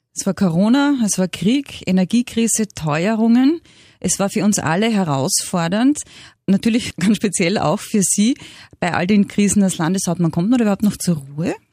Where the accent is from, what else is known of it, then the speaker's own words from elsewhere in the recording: Austria; bei uns in Österreich